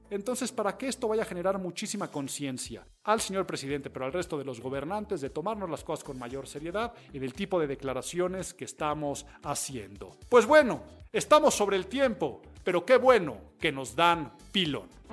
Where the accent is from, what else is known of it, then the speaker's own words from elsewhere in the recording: Mexico; en mi país